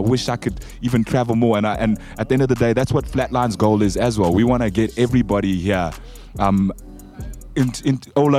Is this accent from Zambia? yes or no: yes; Zambia; now in South Africa; I'm Zambian myself, and I'm here, and I feel I can say I'm South African